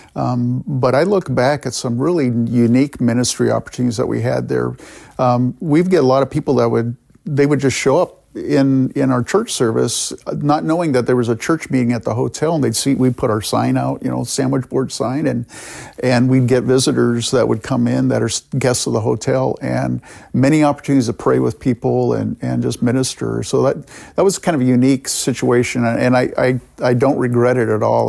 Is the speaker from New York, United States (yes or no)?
no; California, United States; moved away as an adult; also born or lived in Canada; now in Rochester, United States; My parents emigrated from the Netherlands to Canada. I was born there. And then they emigrated with our family, uh, to California